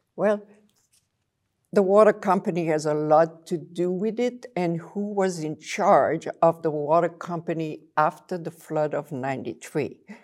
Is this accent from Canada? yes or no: no; Belgium; accent: French; English is a second language; moved away as an adult; now in Saint Louis, United States; I came from Belgium with this little accent, French, it won't go away